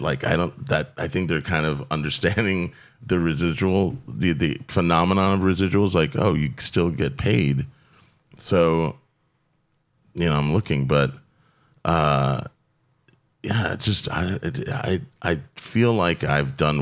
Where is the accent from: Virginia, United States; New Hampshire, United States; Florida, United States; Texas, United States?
Florida, United States; I grew up with them in Florida.